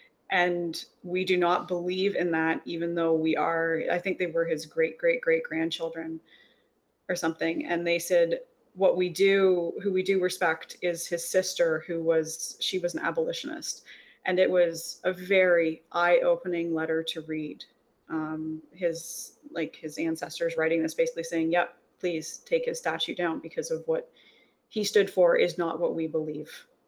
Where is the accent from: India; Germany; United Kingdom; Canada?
Canada; as a Canadian